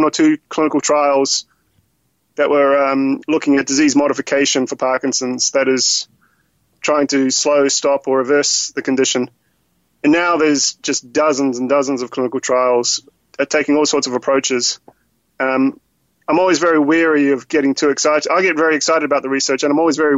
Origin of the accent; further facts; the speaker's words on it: New Zealand; moved away; I'm originally from New Zealand